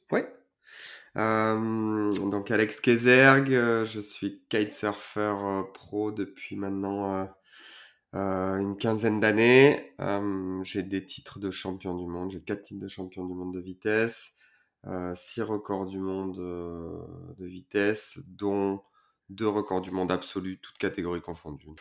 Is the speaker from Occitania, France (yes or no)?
no; Port-Saint-Louis-du-Rhône, Provence-Alpes-Côte d'Azur, France; chez moi à Port-Saint-Louis